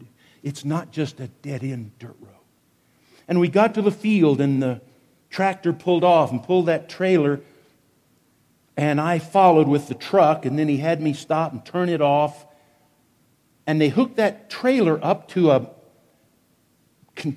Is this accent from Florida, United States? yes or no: no; Wichita, Kansas, United States; I was a 14-year-old city kid growing up in Wichita, Kansas